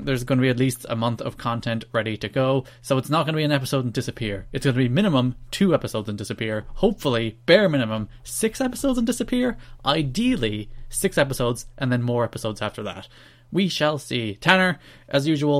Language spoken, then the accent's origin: English; Ireland; I'm Irish